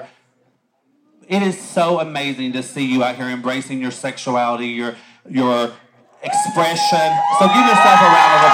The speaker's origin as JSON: {"language": "English", "town": "Virgie", "region": "Kentucky", "country": "United States", "tie": "born or raised there", "moved": "yes", "lives_now": "Tennessee, United States", "said": "I was born and raised in Eastern Kentucky."}